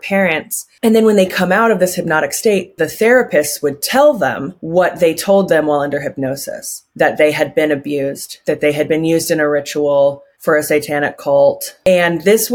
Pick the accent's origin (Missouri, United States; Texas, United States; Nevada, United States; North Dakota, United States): Nevada, United States; Reno; when I was growing up in Reno.